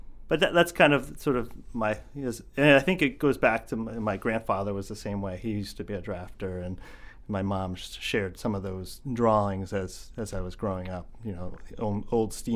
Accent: eastern Pennsylvania, United States; moved away as an adult; also born or lived in Camden, Maine; now in Maine, United States; I grew up in eastern Pennsylvania

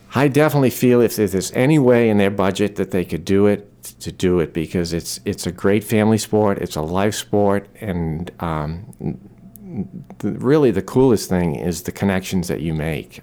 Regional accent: Maine, United States; I'm born and raised in Maine

